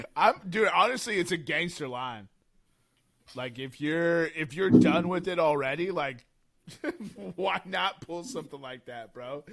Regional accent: San Diego, California, United States; my hometown Padres

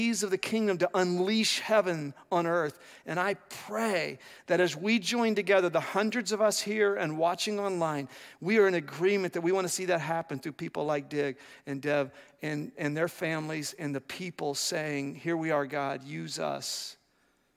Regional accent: Ohio, United States; moved away; where I was raised in Ohio was the exact Germantown.

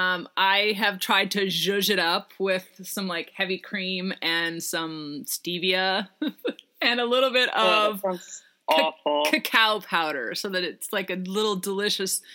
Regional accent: Seattle, Washington, United States; I'm from Seattle too

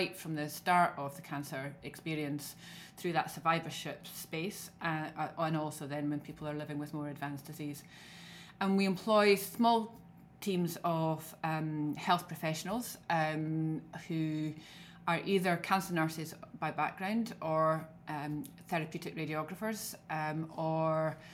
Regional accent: Scotland, United Kingdom; accent: Scottish; as you can tell from my accent, I'm very Scottish.

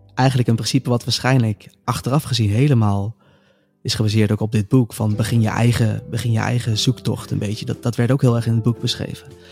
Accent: North Brabant, Netherlands; moved away as an adult; also born or lived in Amsterdam; kwam ik weer thuis in Brabant, in het kleine dorpje waar ik vandaan kwam

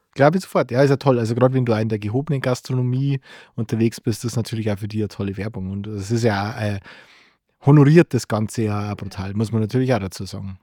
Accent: Bavaria, Germany; bei uns in Bayern

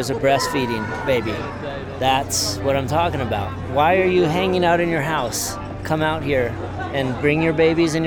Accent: Boulder, Colorado, United States; I grew up in Boulder, same house that my mom grew up

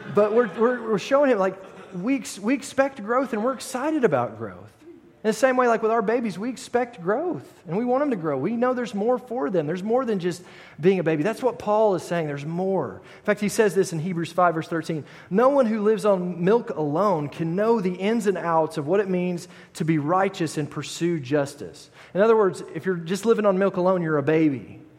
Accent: United States; I am an American

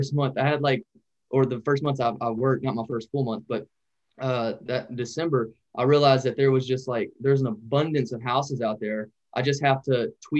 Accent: Louisiana, United States; also born or lived in North Dakota; I was actually working up in North Dakota, and I'm from Louisiana.

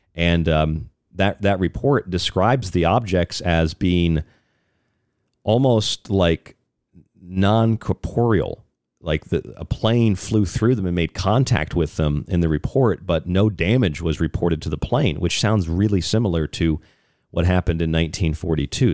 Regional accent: Florida near Cape Canaveral, United States; moved away; I grew up down there in Florida near Cape Canaveral.

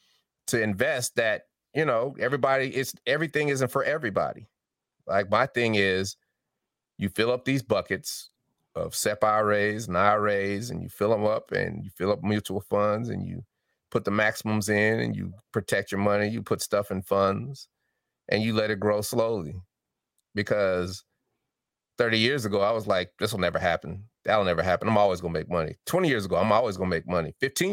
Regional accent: Denver, Colorado, United States; accent: Southern; I've had to take classes for diction and articulation because I had a little Southern draw, but I'm from Denver.

